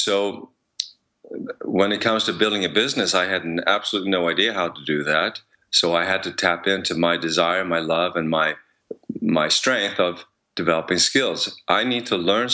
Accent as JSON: {"language": "English", "country": "Sweden", "second_language": "English", "moved": "yes", "lives_now": "United States", "said": "I come from Sweden, so now that I'm in the US, I'm dealing with a different language also"}